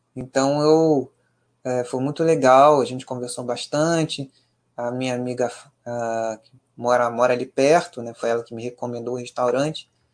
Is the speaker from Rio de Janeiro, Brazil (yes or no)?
yes; Rio de Janeiro, Brazil; nós cariocas